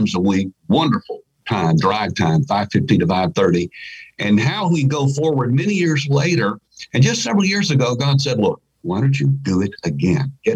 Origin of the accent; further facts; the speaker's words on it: Memphis, Tennessee, United States; moved away as an adult; also born or lived in Menomonee Falls, Wisconsin; I'm from Memphis, Tennessee